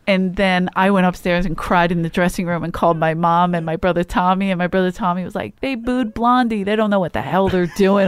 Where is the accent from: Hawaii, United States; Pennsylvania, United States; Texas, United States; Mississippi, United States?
Pennsylvania, United States; Philadelphia; I'm from Philly